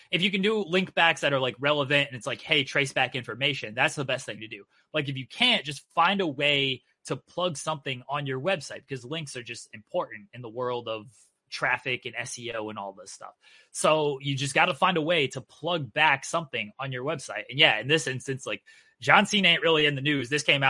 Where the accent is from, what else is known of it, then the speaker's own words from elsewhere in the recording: Ohio, United States; I'm from Ohio.